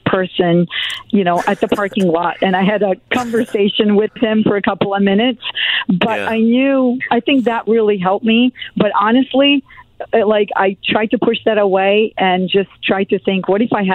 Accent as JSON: {"language": "English", "country": "Serbia", "tie": "born or raised there", "also_born_or_lived": "Germany", "moved": "yes", "lives_now": "United States", "said": "I'm born in Germany, but I grew up in Serbia"}